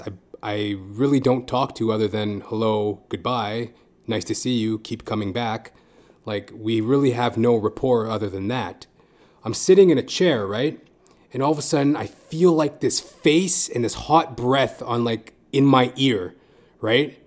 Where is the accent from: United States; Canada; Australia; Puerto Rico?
Canada; Edmonton, Alberta; moved away as an adult; now in Toronto, Canada; I come from Edmonton, Alberta, Canada. And I live in Toronto, Canada now.